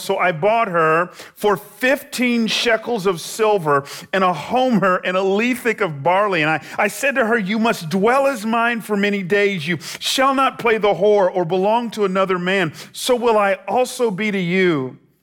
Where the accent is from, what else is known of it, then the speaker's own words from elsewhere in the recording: Atlanta, Georgia, United States; moved away as an adult; now in San Jose, United States; I, I grew up in Atlanta